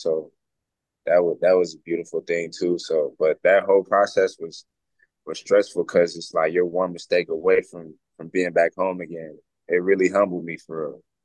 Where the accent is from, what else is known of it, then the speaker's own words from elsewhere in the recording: High Point, North Carolina, United States; moved away as an adult; now in Seattle, United States; I'm from High Point, North Carolina